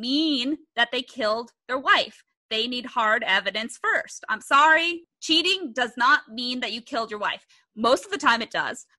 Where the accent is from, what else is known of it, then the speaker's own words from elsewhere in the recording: Bay Area, California, United States; I grew up in the Bay Area